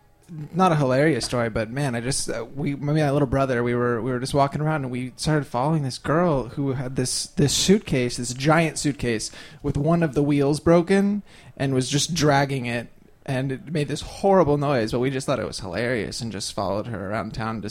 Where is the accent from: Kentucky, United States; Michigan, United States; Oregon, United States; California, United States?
California, United States; San Francisco Bay Area; now in New York, United States; I'm from San Francisco Bay Area.